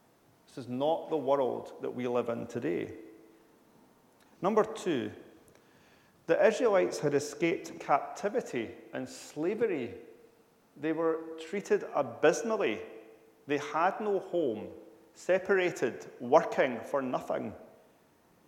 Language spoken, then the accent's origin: English; United Kingdom